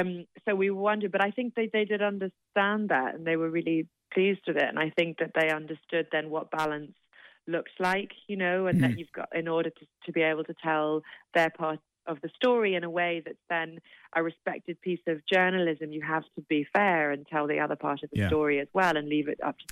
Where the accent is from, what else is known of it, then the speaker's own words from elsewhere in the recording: London, United Kingdom; So my parents, but then we grew up in London, but I still have cousins in Limerick.